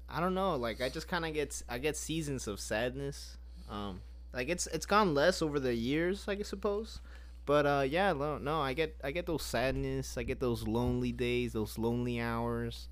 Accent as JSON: {"language": "English", "town": "Grapevine", "region": "Texas", "country": "United States", "tie": "born or raised there", "said": "I was born in Grapevine"}